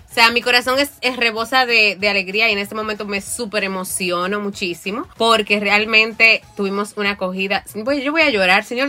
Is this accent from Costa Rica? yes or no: no; Moca, Espaillat, Dominican Republic; moved away as an adult; yo soy de Moca.